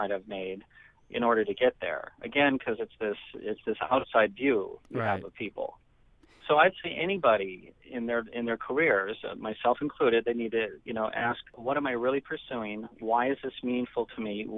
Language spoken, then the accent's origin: English; Nebraska, United States; moved away as an adult; also born or lived in Iowa; I'm from Nebraska